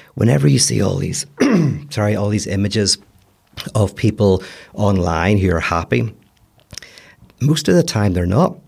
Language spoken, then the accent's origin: English; Belfast, Northern Ireland, United Kingdom; accent: Belfast; moved away as an adult; also born or lived in United States; now in Los Angeles, United States; fifteen years, and I still sound like I'm from Belfast